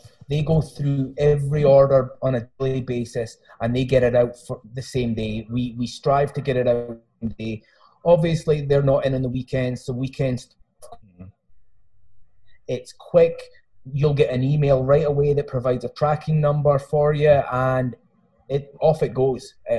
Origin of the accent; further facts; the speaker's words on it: Lochmaben, Scotland, United Kingdom; now in United States; Well, I'm originally from Scotland, but I've lived here for 22 years. So I've got a hybrid Scottish American kind of thing going on. I'm actually from a little village in the south of Scotland called Lochmaben, right next to Lockerbie.